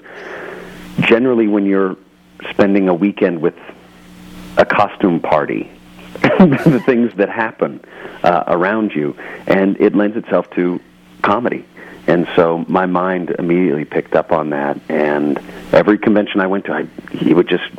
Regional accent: Texas, United States; I grew up in Texas

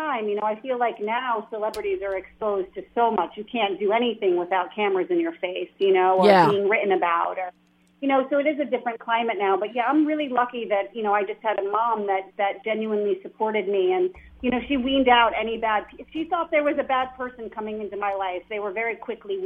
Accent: New Jersey, United States; a little girl from New Jersey

